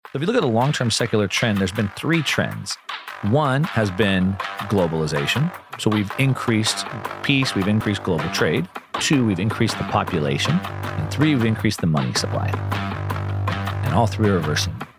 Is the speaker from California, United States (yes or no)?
yes; Southern California, United States; I'm from SoCal